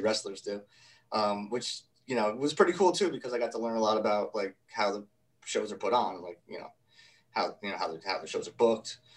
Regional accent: Kingston, New York, United States; a little bit upstate um, from the city, a town called a small city called Kingston, New York

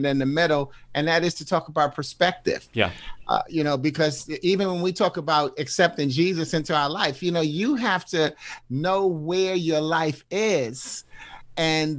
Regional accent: New York, United States; also born or lived in Washington, D.C.; now in Bolingbrook, United States; as a New Yorker

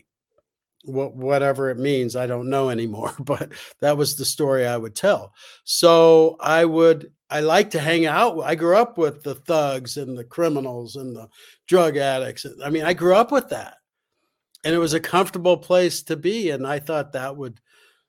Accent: Los Angeles, California, United States; I grew up in Los Angeles

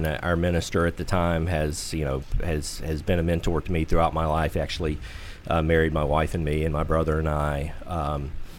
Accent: Western North Carolina, United States; now in Washington, D.C., United States; you can probably tell from my accent. I'm from Western North Carolina

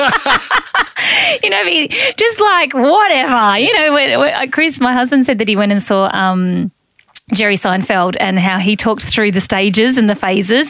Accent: Mildura, Victoria, Australia; I'm from Mildura

